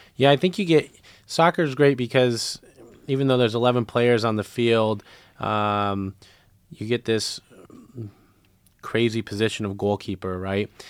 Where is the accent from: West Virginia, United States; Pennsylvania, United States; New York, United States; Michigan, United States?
Michigan, United States; Lansing; I grew up in Lansing